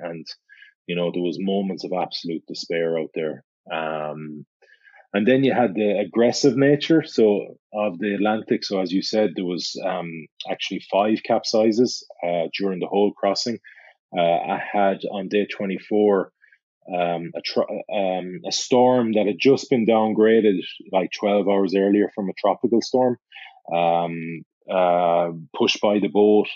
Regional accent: Galway, Connacht, Ireland; Galway on the west coast of Ireland? Because it's my hometown

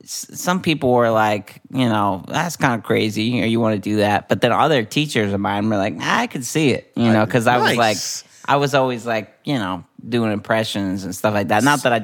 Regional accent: New Haven, Connecticut, United States; also born or lived in Philadelphia; I'm from New Haven, Connecticut.

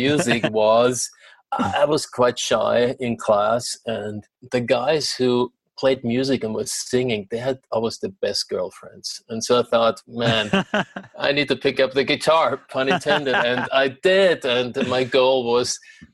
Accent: Vienna, Austria; moved away as an adult; now in Los Angeles, United States; growing up in Vienna and studying there

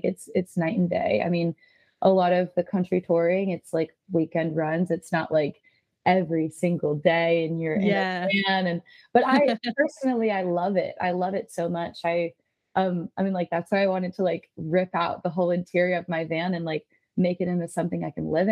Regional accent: Pennsylvania, United States; moved away; I grew up in Pennsylvania

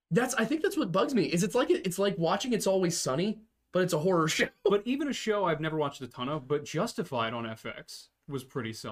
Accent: Canada; Uh, as a Canadian, I can say that the RCMP's ability to investigate missing persons cases are better than the authoritarian regimes and no one else.

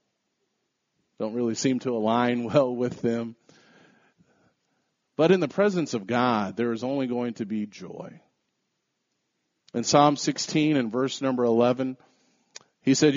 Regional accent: United States; We're Americans

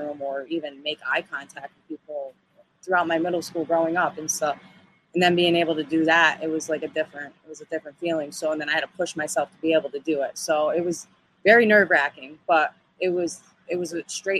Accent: Schenectady, New York, United States; also born or lived in Albany, New York; My hometown is Schenectady, New York.

